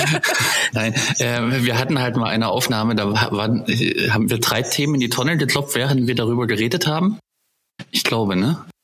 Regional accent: East Germany, Germany; ich bin ja ein Kind der DDR

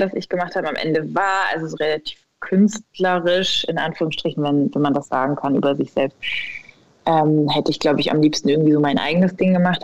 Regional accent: a village near Ulm, Baden-Württemberg, Germany; ich bin aufgewachsen in Süddeutschland, tatsächlich in einem 2000 Seelendorf ähm, in der Nähe von Ulm in Baden-Württemberg

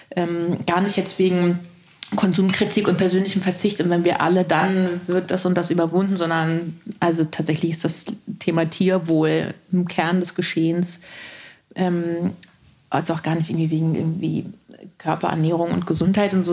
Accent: Berlin, Germany; also born or lived in East Germany (GDR); ich bin in Tempelhof groß geworden

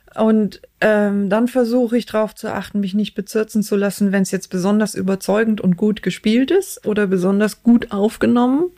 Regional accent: outside Cologne, North Rhine-Westphalia, Germany; Ich bin außerhalb von Köln aufgewachsen und ähm, okay. so auf dem Dorf.

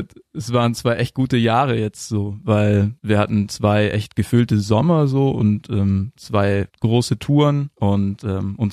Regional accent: Ulm, Baden-Württemberg, Germany; Unsere Band heißt … und wir kommen aus Ulm.

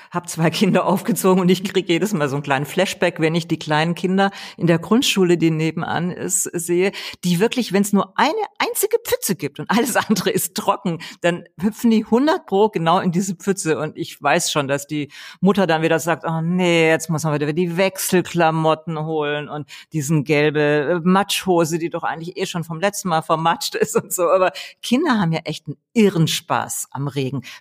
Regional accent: Rhineland, Germany; Ich meine, ich komme aus dem Rheinland.

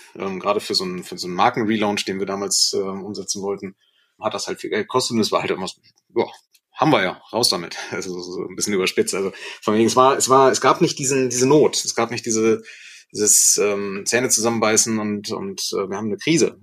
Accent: Germany; also born or lived in Osnabrück, Lower Saxony; wir sind ja Deutsche, wir haben auch diese deutsche Kultur einfach inne

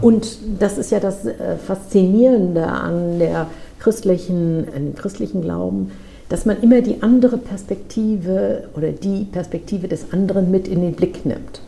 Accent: Lübeck, Schleswig-Holstein, Germany; in meiner Heimatstadt

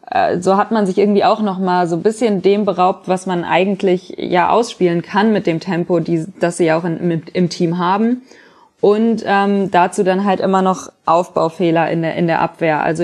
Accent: Frankfurt, Hesse, Germany; Ja, man spricht aus Erfahrung als Frankfurter

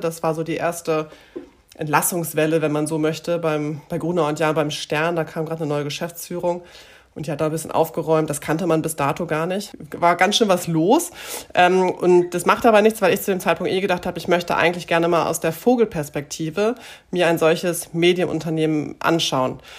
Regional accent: Münster, North Rhine-Westphalia, Germany; also born or lived in Gronau / Enschede; ich komme ursprünglich aus Münster. Ähm, bin mit zehn Jahren nach Gronau äh, gezogen

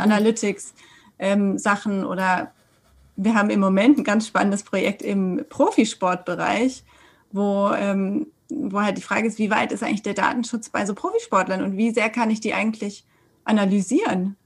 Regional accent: Sindelfingen, Baden-Württemberg, Germany; also born or lived in Freiburg / France; now in Stuttgart, Germany; ich bin ähm, in Sindelfingen geboren und jetzt Anwältin in Stuttgart.

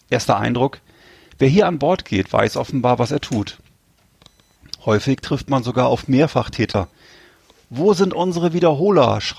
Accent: Bremerhaven, Bremen, Germany; ich weiß ja, dass äh, der da damalige Club meiner, meiner Heimatstadt auch schon mal deutscher Meister war früher. Äh, Bremerhaven Seahawks, die waren damals mal Meister.

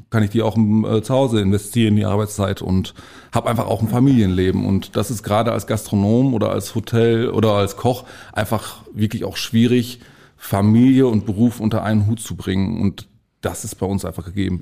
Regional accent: Bielefeld, North Rhine-Westphalia, Germany; moved away; also born or lived in Bad Oeynhausen / Detmold / Lippe; ich bin ein äh, gebürtiges Stadtkind. Ich bin äh, mitten in Bielefeld aufgewachsen

